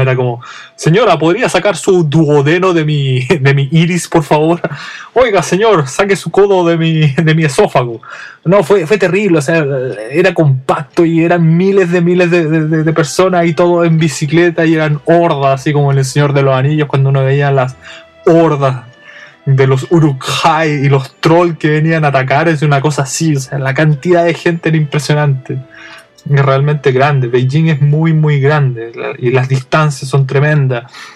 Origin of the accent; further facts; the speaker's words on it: Santiago, Santiago Metropolitan Region, Chile; now in Japan; yo vengo de Santiago